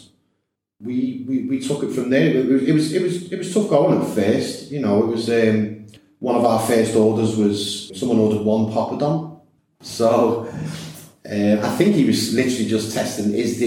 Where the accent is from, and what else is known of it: Liverpool, North West England, United Kingdom; moved away as an adult; now in Gibraltar